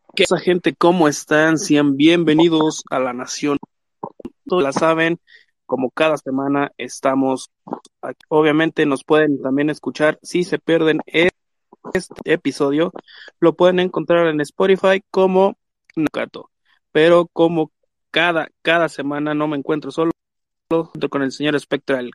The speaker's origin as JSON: {"language": "Spanish", "country": "Mexico", "said": "soy este mexicano"}